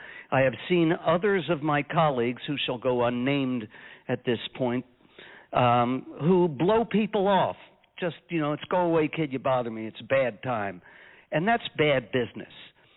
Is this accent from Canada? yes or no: yes; Canada; now in Westmont, United States; And the CA tells you that when I'm making my shows in Westmont, New Jersey, that I'm Canadian.